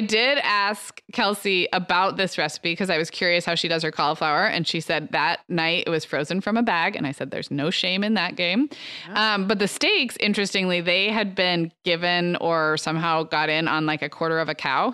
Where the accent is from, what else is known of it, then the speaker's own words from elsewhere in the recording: Santa Barbara, California, United States; Santa Barbara, my hometown